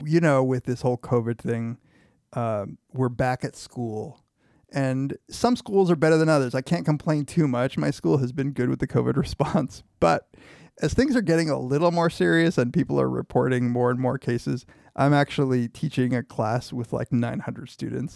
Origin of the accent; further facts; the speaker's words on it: United States; as a kid growing up in America